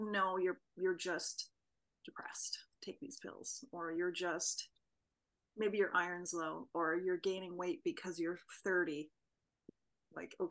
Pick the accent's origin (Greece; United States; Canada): Canada; Vancouver Island, British Columbia; I grew up on Vancouver Island